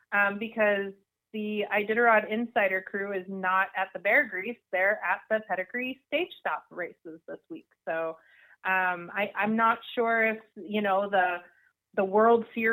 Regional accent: Alaska, United States; growing up in Alaska

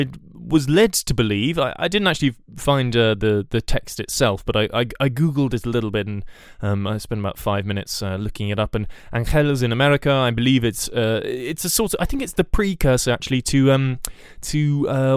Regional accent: Puerto Rico; accent: Puerto Rican; at least that's what I thought until I got to the acting class and was very relieved to find that my Puerto Rican accent was not required

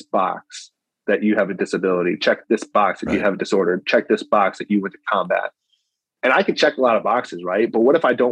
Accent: United States; as an American, I'm proud

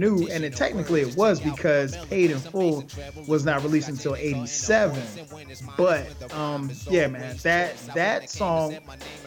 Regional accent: South Carolina, United States; I'm visiting from South Carolina

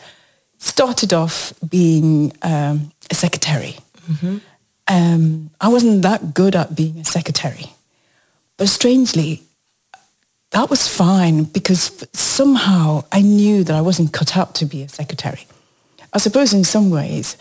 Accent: Nigeria; now in United Kingdom; I'm Nigerian by birth, and then I became British.

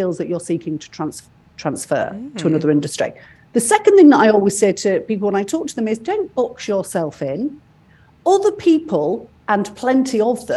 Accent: United Kingdom; moved away; I'm British

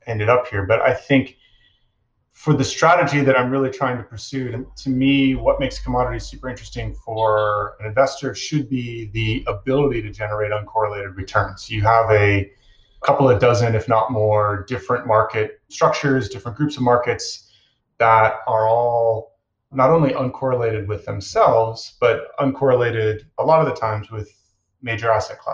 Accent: Chicago, Illinois, United States; I grew up in Chicago

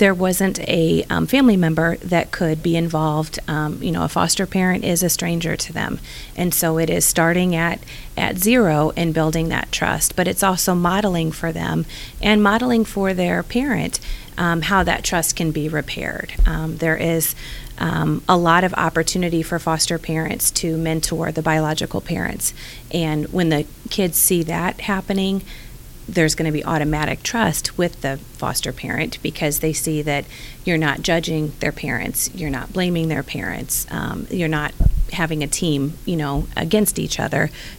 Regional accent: St. Louis, Missouri, United States; I am from St. Louis.

